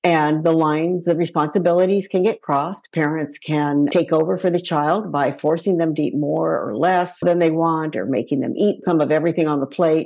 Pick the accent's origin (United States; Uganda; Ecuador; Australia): United States; Palo Alto, California; my hometown of Palo Alto